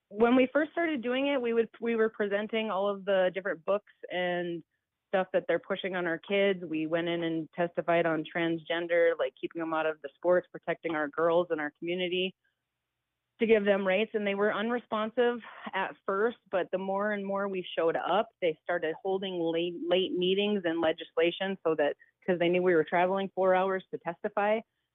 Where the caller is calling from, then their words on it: Williston, North Dakota, United States; Okay, I'm in Williston, North Dakota.